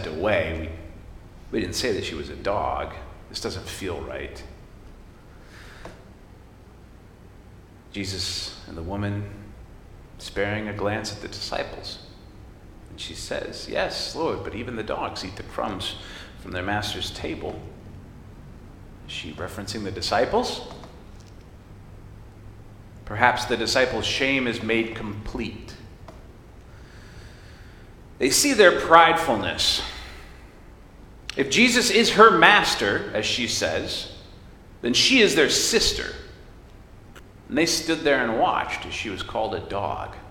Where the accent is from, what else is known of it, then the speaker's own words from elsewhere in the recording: United States; I came out of my mom, and she was an American.